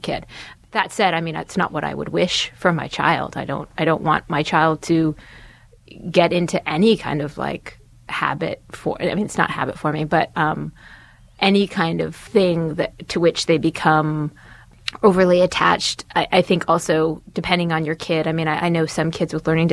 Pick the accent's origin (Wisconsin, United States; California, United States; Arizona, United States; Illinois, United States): California, United States; I grew up in California